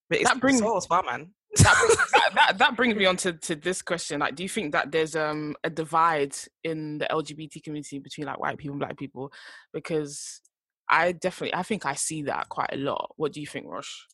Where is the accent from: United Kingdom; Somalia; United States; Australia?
United Kingdom; also born or lived in Ghana (heritage); us being British, me and … being Ghanaian